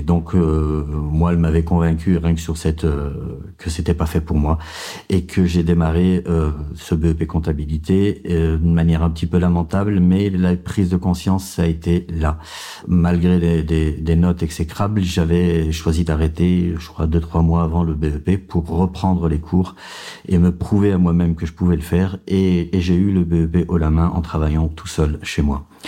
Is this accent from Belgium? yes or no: no; Vénissieux, Auvergne-Rhône-Alpes, France; J'ai grandi en banlieue, à Vénissieux, au Minguette